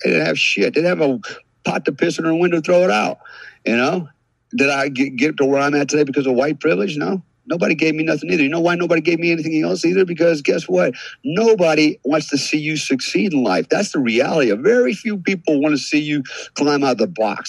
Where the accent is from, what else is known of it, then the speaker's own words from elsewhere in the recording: United States; we here in America